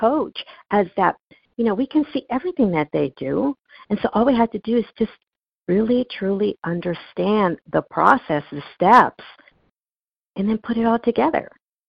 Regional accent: Newport Beach, California, United States; I grew up in Newport Beach, California

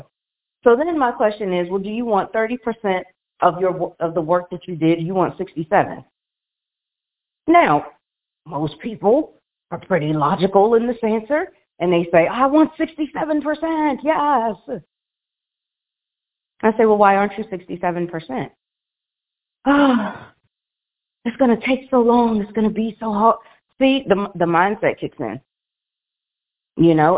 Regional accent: Washington, District of Columbia, United States; moved away as an adult; now in Las Vegas, United States; we have moved just a couple months ago from our home, well, my hometown of Washington, D.C.

